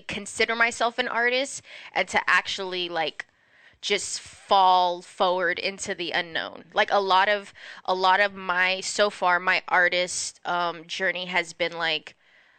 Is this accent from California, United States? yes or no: yes; Pico Rivera, California, United States; also born or lived in Los Angeles, California; now in Covina, United States; born and raised in Pico Rivera, California